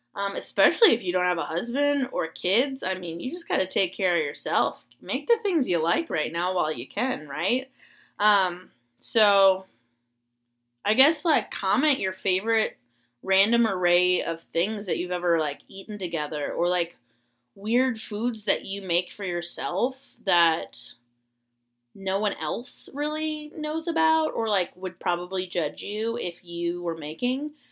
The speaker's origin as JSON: {"language": "English", "region": "Florida", "country": "United States", "tie": "born or raised there", "moved": "yes", "said": "I grew up in Florida"}